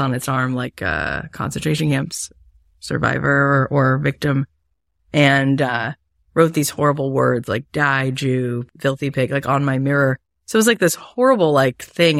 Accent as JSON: {"language": "English", "region": "Florida", "country": "United States", "tie": "born or raised there", "said": "I grew up in Florida."}